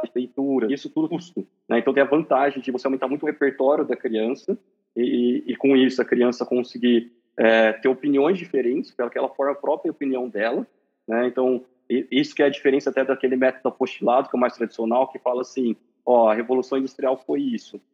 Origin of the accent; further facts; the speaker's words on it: Marília, São Paulo, Brazil; sou de Marília, São Paulo